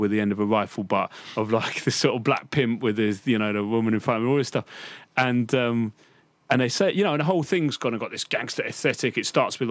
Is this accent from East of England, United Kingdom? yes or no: yes; Cambridge, East of England, United Kingdom; I grew up in Cambridge, right, which is not sort of home to that much hip hop, right, in the 90s